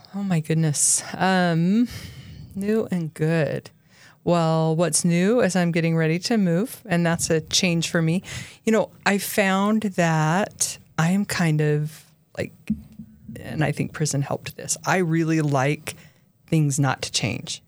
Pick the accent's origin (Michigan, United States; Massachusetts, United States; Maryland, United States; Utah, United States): Utah, United States; also born or lived in Highland, Utah / Dublin, California / Minnesota; I've lived in Utah my whole life other than when I was in prison